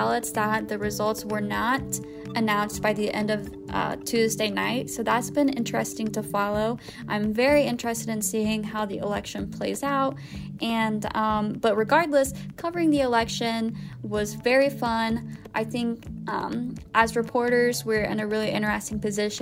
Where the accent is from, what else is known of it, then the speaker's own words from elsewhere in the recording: Robinson, Illinois, United States; Robinson Maroons, representing my hometown, and high school mascot